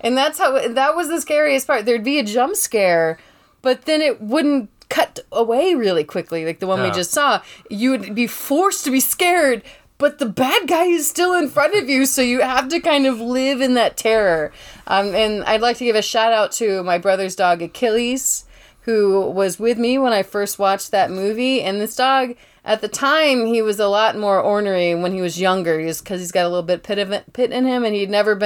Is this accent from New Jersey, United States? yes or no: no; Georgia, United States; I'm from Georgia, and we get these thunderstorms